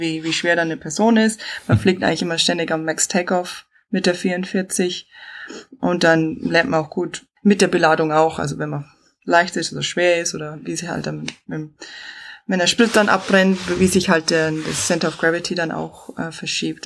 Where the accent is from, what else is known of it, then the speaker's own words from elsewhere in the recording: Chiemgau, Bavaria, Germany; accent: southern; moved away as an adult; also born or lived in Brisbane, Australia / Northern Territory, Australia; now in Australia; wie man hört, ich bin aus dem Süden. Ich bin im Chiemgau aufgewachsen in die Berg